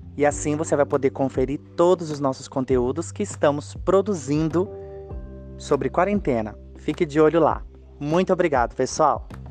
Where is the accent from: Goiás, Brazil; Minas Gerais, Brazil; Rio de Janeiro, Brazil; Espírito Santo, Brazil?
Espírito Santo, Brazil; interior of; now in São Paulo, Brazil; Eu vim para minha cidade natal, no interior do Espírito Santo